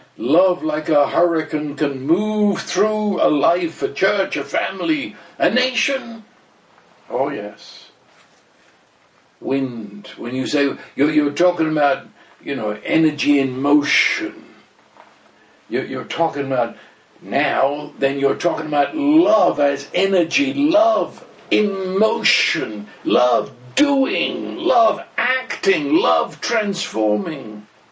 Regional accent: England, United Kingdom; I am English, I'm as British as British

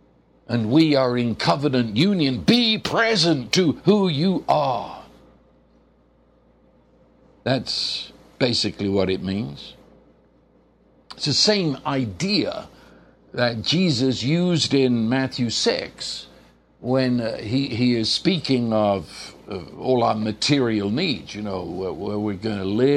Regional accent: England, United Kingdom; When I was in school in England

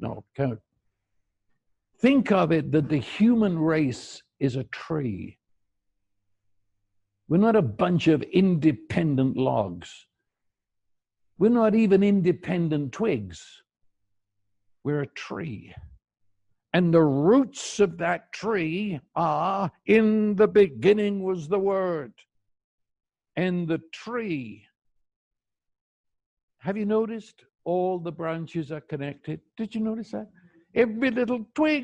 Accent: United Kingdom; I'm a Brit

